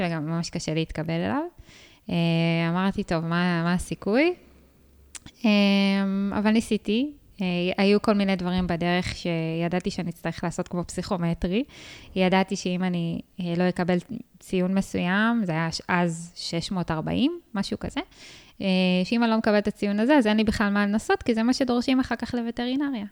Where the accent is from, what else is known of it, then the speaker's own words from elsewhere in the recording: Ashdod, Southern District, Israel; אני מאשדוד